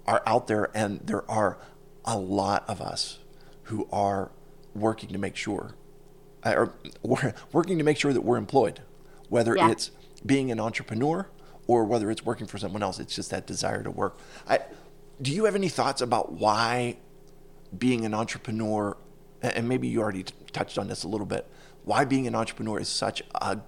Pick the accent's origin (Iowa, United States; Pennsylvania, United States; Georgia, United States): Pennsylvania, United States; Pittsburgh; I'm from Pittsburgh